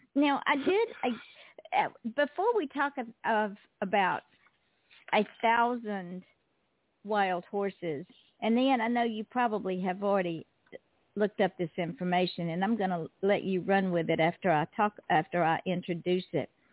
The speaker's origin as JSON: {"language": "English", "region": "Georgia", "country": "United States", "moved": "yes", "said": "I am originally from Georgia"}